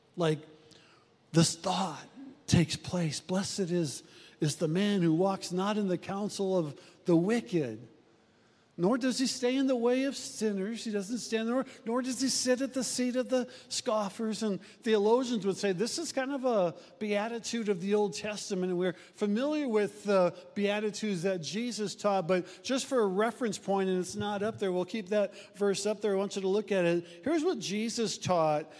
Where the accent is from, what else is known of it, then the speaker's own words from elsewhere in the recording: Omaha, Nebraska, United States; Jenny and I grew up in South Omaha